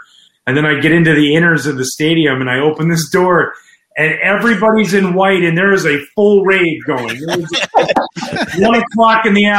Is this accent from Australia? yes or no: no; Canada; moved away; here I am, this Canadian kid as a baseball player who loved hockey growing up